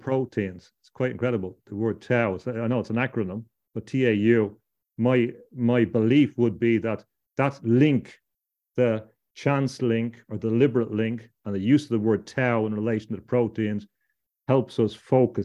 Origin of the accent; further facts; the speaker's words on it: Ireland; also born or lived in London; I come from Ireland